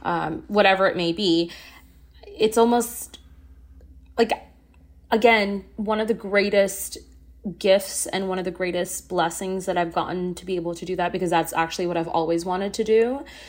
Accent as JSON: {"language": "English", "country": "Singapore", "tie": "born or raised there", "also_born_or_lived": "Ottawa, Canada", "moved": "yes", "lives_now": "Canada", "said": "I didn't grow up in Canada. I grew up in Singapore."}